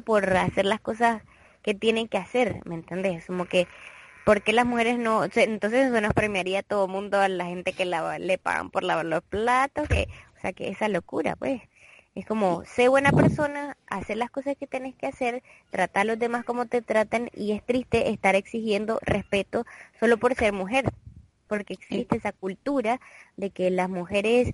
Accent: Nicaragua; nosotros, bueno, somos de Nicaragua

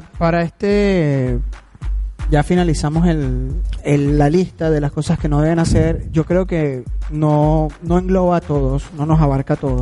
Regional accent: Venezuela; lo que nos caracteriza como venezolanos

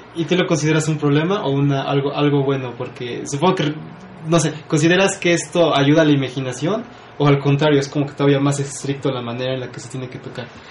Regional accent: Puebla, Mexico; somos pocos los poblanos

